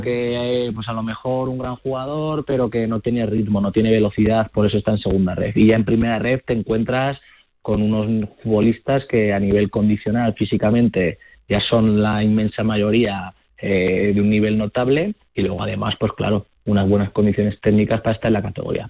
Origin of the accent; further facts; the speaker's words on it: Zaragoza, Aragon, Spain; yo que soy de Zaragoza